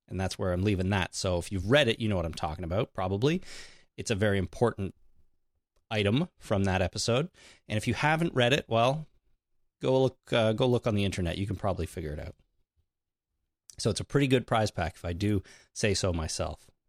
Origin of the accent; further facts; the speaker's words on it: Canada; I'm Canadian